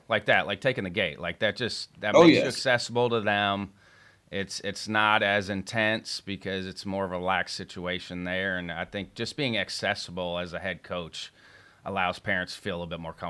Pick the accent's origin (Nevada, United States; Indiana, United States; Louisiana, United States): Indiana, United States; moved away; also born or lived in Iowa; I grew up in Indiana